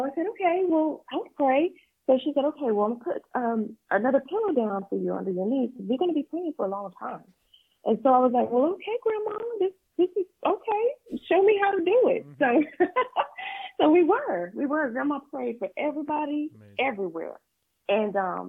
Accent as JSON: {"language": "English", "town": "Pelham", "region": "Georgia", "country": "United States", "tie": "born or raised there", "also_born_or_lived": "Thomasville, Georgia / Tallahassee, Florida", "moved": "as an adult", "said": "I was raised in a small town called Pelham, Georgia"}